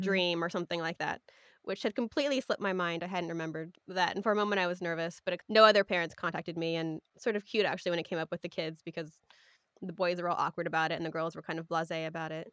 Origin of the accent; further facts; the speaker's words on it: Sausalito, California, United States; I grew up in Sausalito, which is a small town, couple of towns over from where I work now in Mill Valley